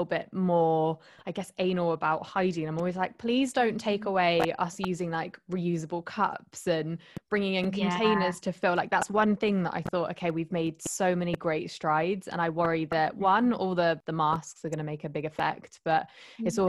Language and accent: English; Isle of Wight, South East England, United Kingdom; I mean, I'm from the Isle of Wight, that's where I am at the moment.